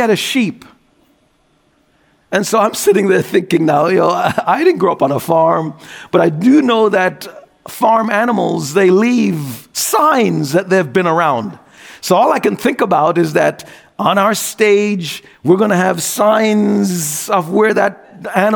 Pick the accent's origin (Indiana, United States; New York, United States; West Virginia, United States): New York, United States; as a New Yorker